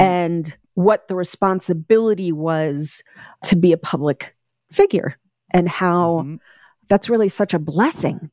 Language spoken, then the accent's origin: English; New York, United States; also born or lived in Staten Island, New York; now in Los Angeles, United States; I was born in Bensonhurst in Brooklyn.